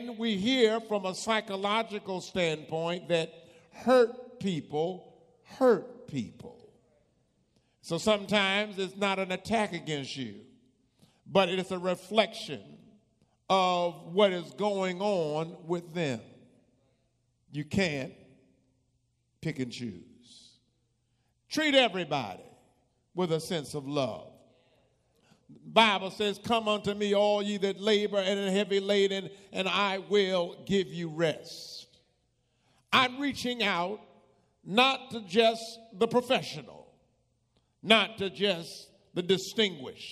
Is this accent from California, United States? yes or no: no; New Jersey, United States; moved away; also born or lived in Virginia; I grew up in New Jersey